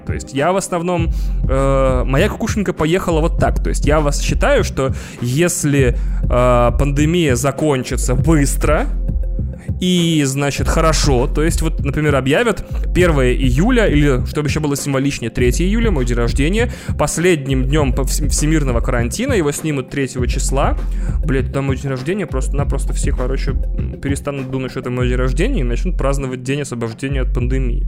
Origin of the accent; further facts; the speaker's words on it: Moscow, Russia; Мы, москвичи